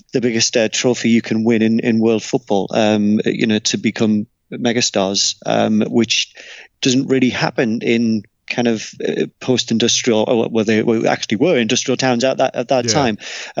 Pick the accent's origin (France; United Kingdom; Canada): United Kingdom; England; as English people, we sometimes do ourselves short